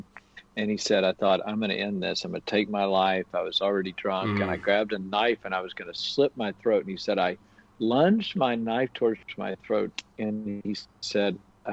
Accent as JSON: {"language": "English", "country": "United States", "said": "I'm from America"}